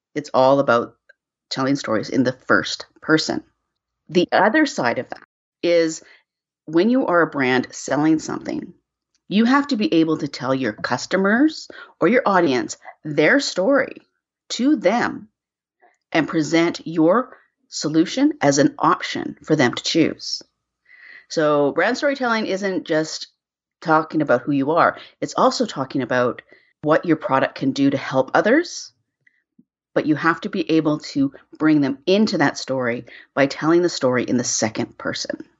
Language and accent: English; Canada; I'm Canadian, I live in Vancouver